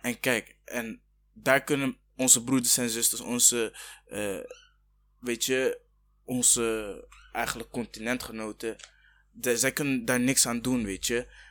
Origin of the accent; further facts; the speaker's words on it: Rwanda; now in Netherlands; ik kom uit Rwanda, weet je, ik ben ook Afrikaan